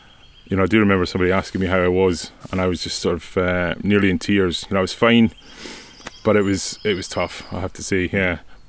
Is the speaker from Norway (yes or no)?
yes; Norway; English is a second language; It really reminds me of growing up in Norway.